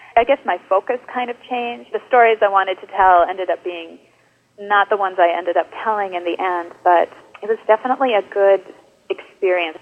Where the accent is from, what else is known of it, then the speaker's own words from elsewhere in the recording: Luck, Wisconsin, United States; also born or lived in New York; now in La Crosse, United States; I actually am from Wisconsin originally. I grew up in a very small town in northern Wisconsin called Luck, of all things